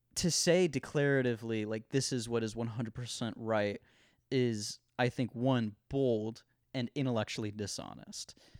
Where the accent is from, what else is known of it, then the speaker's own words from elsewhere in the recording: Ohio, United States; moved away as an adult; in Ohio, it's a, it's, you know, it's a swing state. I, like, you know, there's tons of liberal people, there's tons of conservative people. I grew up in the Christian home school bubble